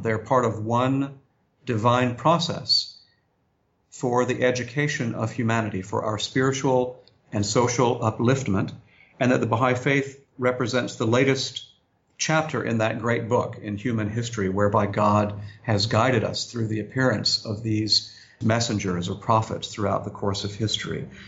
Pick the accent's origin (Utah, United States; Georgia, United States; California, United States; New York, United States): Georgia, United States; Augusta; moved away; also born or lived in Harrisonburg, Virginia / Wilmette, Illinois; for most of my childhood, I grew up there in Augusta, Georgia